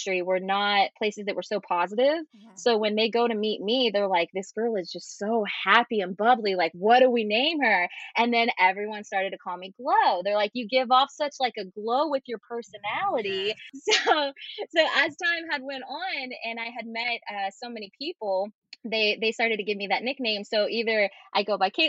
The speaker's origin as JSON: {"language": "English", "region": "West Virginia", "country": "United States", "tie": "born or raised there", "also_born_or_lived": "Florida", "moved": "yes", "lives_now": "Los Angeles, United States", "said": "I am originally from West Virginia. I am a very not country girl, but just from the backwoods. I grew up in a very isolated area."}